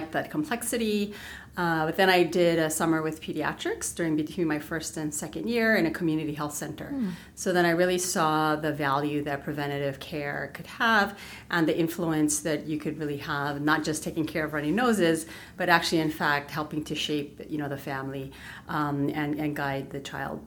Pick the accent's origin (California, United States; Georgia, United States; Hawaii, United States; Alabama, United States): Hawaii, United States; Wahiawa; I grew up in Waihewa, which is in the central Oahu.